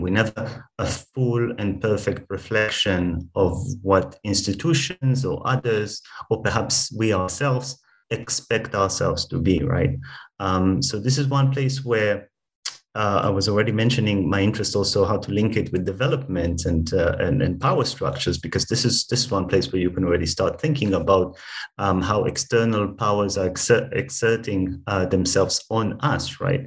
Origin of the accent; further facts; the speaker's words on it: Israel; my personal background uh, is that I grew up in Israel